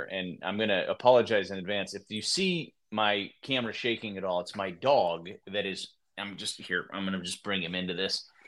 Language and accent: English; Midwest, United States; I grew up in the Midwest. I love the Midwest, and it's where I've always really wanted to be.